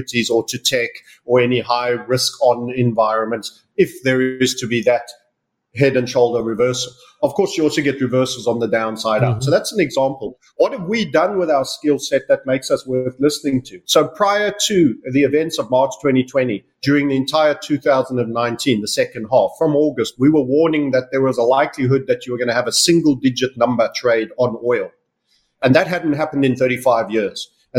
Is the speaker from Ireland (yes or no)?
no; South Africa; also born or lived in United Kingdom; now in Panama; I was born in Southern Africa. I left South Africa